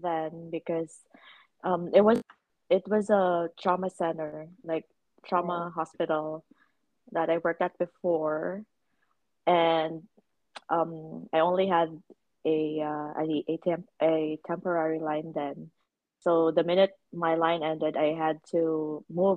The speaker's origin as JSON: {"language": "English", "town": "Davao City", "region": "Davao Region", "country": "Philippines", "moved": "as an adult", "lives_now": "British Columbia, Canada", "said": "I'm originally from Davao, Philippines, so Bisaya."}